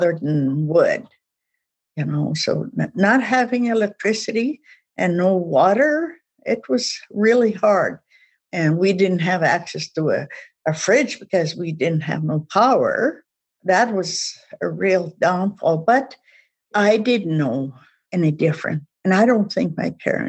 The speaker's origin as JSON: {"language": "English", "area": "east of Regina", "region": "Saskatchewan", "country": "Canada", "tie": "born or raised there", "also_born_or_lived": "Calgary", "second_language": "English", "moved": "yes", "said": "I was born and raised in Saskatchewan and was east of Regina."}